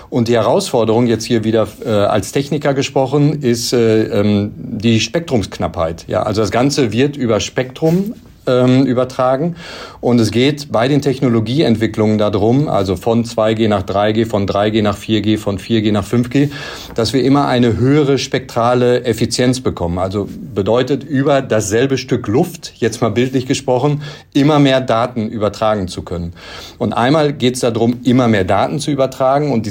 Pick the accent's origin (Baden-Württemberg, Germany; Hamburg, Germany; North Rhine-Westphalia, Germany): North Rhine-Westphalia, Germany; born there; ich komme gebürtig aus dem Bau, äh, Sauerland